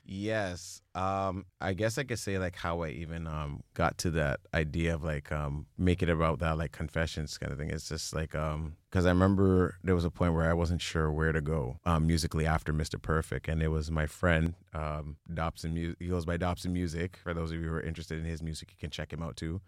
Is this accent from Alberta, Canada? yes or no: no; Mississauga, Ontario, Canada; now in Brampton, Canada; I was, like, born and raised in Mississauga area